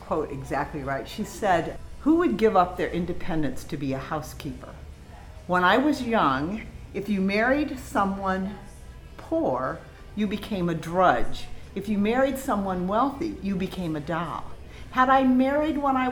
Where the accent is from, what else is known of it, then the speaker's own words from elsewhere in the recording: northwest Iowa, United States; I was born in a town of 220 people in northwest Iowa.